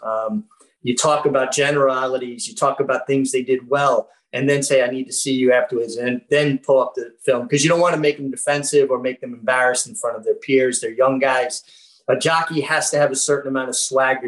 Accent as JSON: {"language": "English", "town": "New York City", "region": "New York", "country": "United States", "said": "I'm a kid from Brooklyn"}